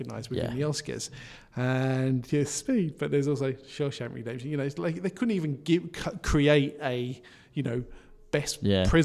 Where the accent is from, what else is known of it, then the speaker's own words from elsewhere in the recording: United Kingdom; I'm British